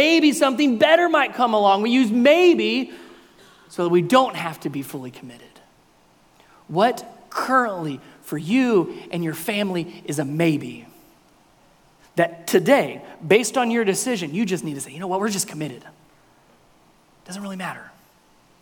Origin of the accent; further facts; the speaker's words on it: the North, United States; moved away; I'm a Yankee, I'm from the North